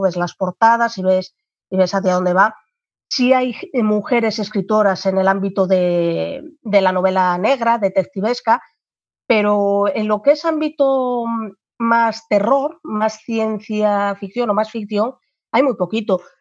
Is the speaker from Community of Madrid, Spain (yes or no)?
no; Gijón, Asturias, Spain; yo soy asturiana de, de Gijón, en España.